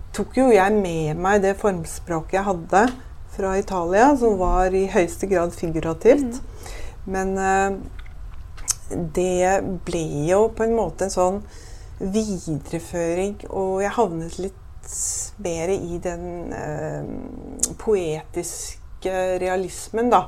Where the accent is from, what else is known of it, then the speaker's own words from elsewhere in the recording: Bærum, Akershus, Norway; jeg vokste opp på Høvik, som ikke er så langt unna her, og på Jar senere